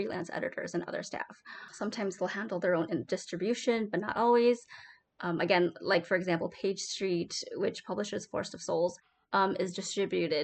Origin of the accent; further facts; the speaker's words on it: Wisconsin, United States; I'm from Wisconsin, so we got lots of cows.